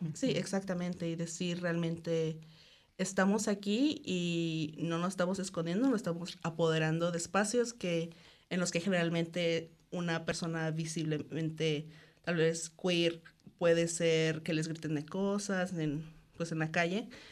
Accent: Cancún, Quintana Roo, Mexico; moved away as an adult; also born or lived in Guadalajara, Mexico; now in New Zealand; soy de Cancún, aunque estudié en Guadalajara y viví ahí por cuatro años

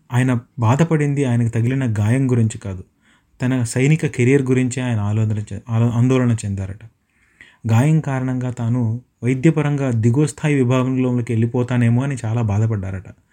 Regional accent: Madanapalle, Andhra Pradesh, India; now in Dunedin, New Zealand; మా ఊరు మదనపల్లికి దగ్గరగా ఉండేటువంటి

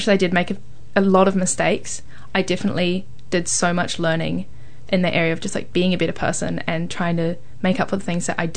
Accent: Thames, Waikato, New Zealand; especially when I was doing a lot of this work in high school in a very small town. I was from Thames

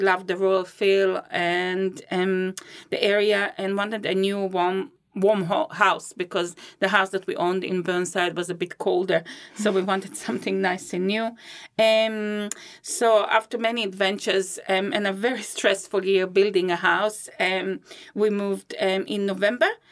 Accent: Israel; moved away as an adult; also born or lived in Riga, Latvia / Christchurch, New Zealand; now in Rolleston, New Zealand; I was born in Riga, Latvia. It's the capital of Latvia, and I moved, uh, with my family to Israel when I was six.

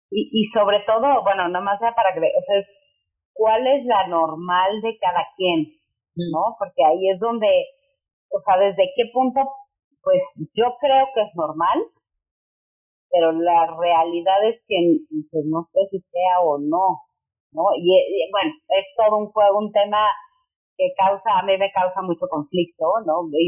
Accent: Mexico City, Mexico; yo soy de la Ciudad de México, México, y tengo una familia muy tradicionalista

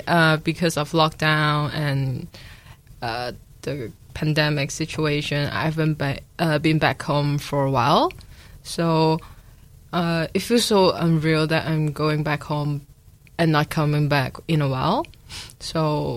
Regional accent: Hong Kong; moved away as an adult; now in New Zealand; I'm from Hong Kong. So I came here to study

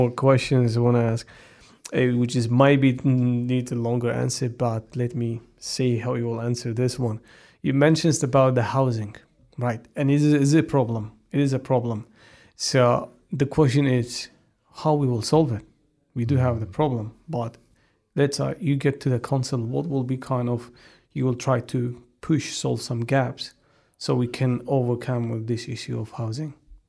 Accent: Wellington, New Zealand; growing up in Wellington, growing up in a area where it's back to your ancestors, the history, that all bring a lot to us

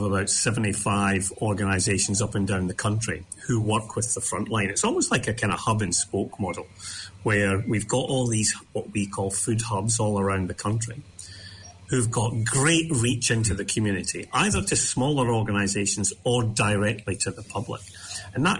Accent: Scotland, United Kingdom; I grew up in Scotland in the kind of the late 60s, early 70s

